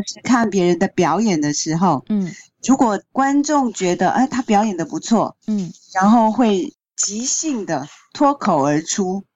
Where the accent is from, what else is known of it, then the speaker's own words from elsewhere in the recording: Taiwan; moved away as an adult; now in South Korea; 作为一个台湾人，尤其是 在韩国生活这么多年的台湾人